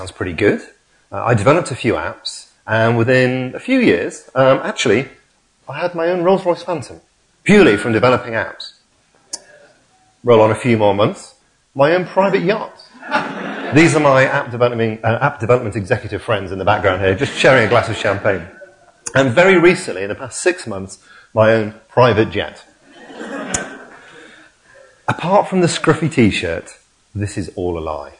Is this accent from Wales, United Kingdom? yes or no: no; Hull, Yorkshire and the Humber, United Kingdom; now in Leamington Spa, United Kingdom; my hometown football club, Hull City